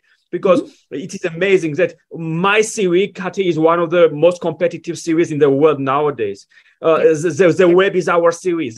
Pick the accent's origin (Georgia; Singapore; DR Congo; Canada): Georgia; moved away as an adult; now in United States; When I was 18, I was given a visa to move to the United States. I was born in Georgia